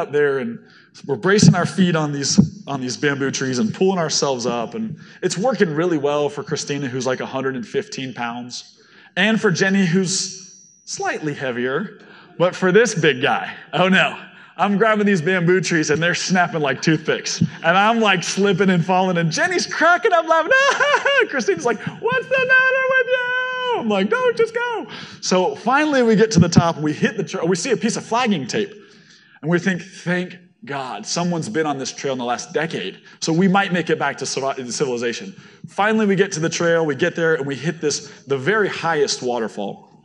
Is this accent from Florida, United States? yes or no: yes; Florida, United States; I'm from Florida.